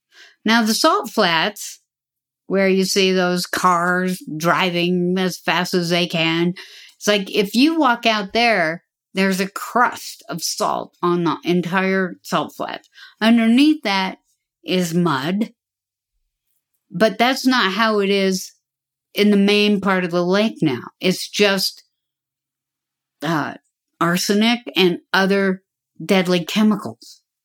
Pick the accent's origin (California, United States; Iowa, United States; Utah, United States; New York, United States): Utah, United States; moved away; that's my home state, and most of my relatives live there